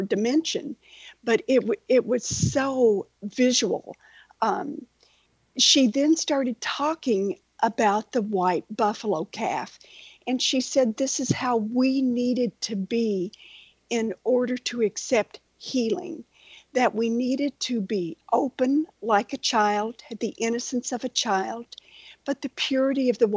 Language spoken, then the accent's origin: English; Western Kentucky, United States; now in Naples, Florida, United States; I grew up in Western Kentucky